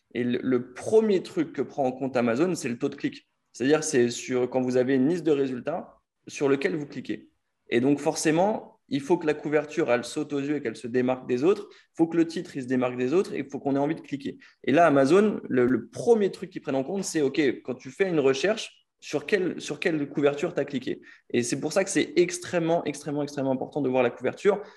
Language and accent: French; France; nous, en tant que Français